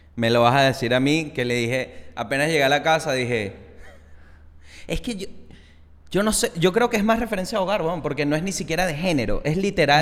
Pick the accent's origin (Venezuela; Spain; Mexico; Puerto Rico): Venezuela; moved away; also born or lived in Chile; yo siendo venezolano con trabajo afuera